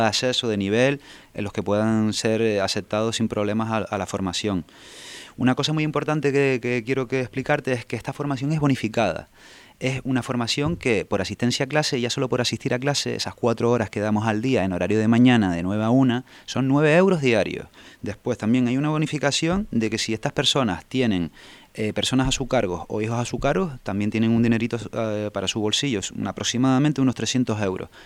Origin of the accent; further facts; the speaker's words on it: Tenerife, Canary Islands, Spain; yo soy de Tenerife